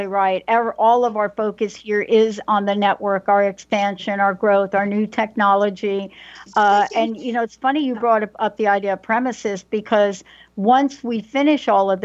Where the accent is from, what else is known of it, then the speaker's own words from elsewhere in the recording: New York City, New York, United States; moved away as an adult; now in Seattle, United States; I'm a girl from the Bronx